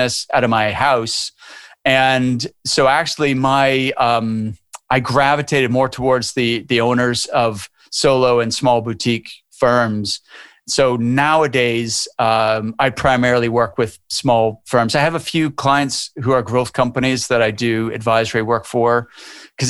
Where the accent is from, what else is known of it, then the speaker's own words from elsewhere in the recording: Canada; moved away as an adult; now in Edinburgh, United Kingdom; I'm from Canada originally, but I've lived over here for 23 years.